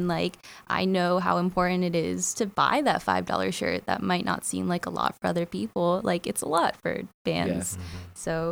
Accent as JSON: {"language": "English", "town": "Vero Beach", "region": "Florida", "country": "United States", "tie": "born or raised there", "said": "I was still living in Vero"}